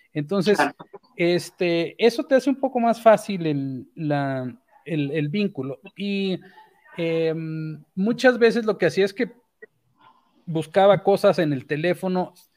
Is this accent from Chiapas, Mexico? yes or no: yes; Chiapas, Mexico; moved away; also born or lived in Mexico City; como soy chiapaneco